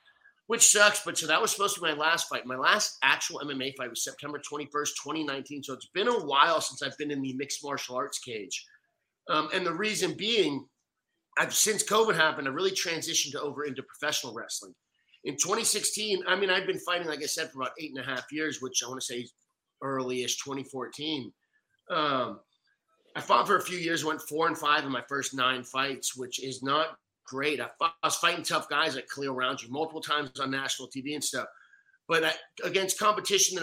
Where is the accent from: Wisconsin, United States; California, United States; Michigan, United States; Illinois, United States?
California, United States; now in Florida, United States; I'm from California. Now I live in Florida